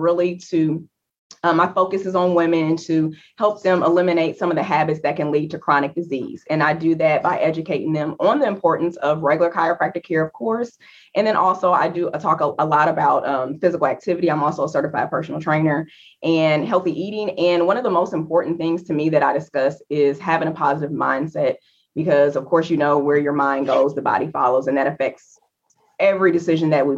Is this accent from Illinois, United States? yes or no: yes; Alton, Illinois, United States; now in Houston, United States; I am originally from the Midwest. So small town, Alton, Illinois, right outside of St. Louis, Missouri.